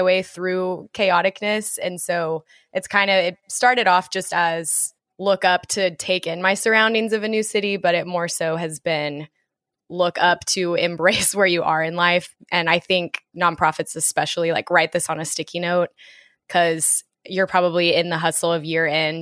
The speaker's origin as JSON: {"language": "English", "town": "Dallas", "region": "Texas", "country": "United States", "tie": "born or raised there", "also_born_or_lived": "Oklahoma", "moved": "as an adult", "lives_now": "New York City, United States", "said": "I moved to New York City in June from growing up in Dallas and spending a lot of time in Oklahoma with these two and at school."}